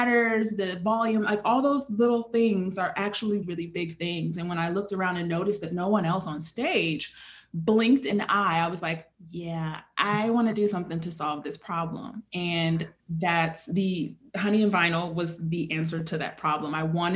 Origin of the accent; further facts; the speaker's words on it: Chicago, Illinois, United States; moved away as an adult; now in Brooklyn, United States; I am born and raised in Chicago